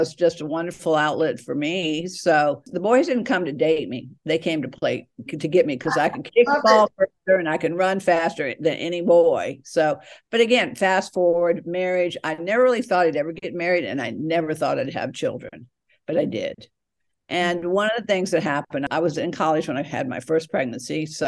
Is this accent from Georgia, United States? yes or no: yes; Atlanta, Georgia, United States; now in California, United States; I was born in Atlanta, Georgia, but now I'm out on the West Coast, California